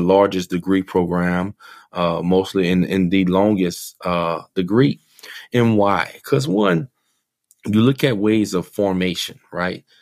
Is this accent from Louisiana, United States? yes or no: yes; New Iberia, Louisiana, United States; moved away; Growing up in New Iberia, Louisiana